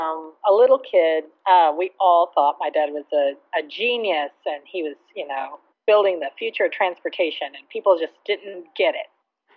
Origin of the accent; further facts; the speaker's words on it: Texas, United States; I grew up in Dallas-Fort Worth area, and we moved around a lot